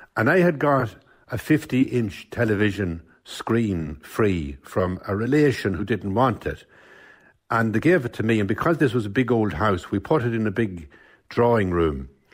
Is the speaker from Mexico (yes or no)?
no; Cavan, Ulster, Ireland; I'm from Cavan Town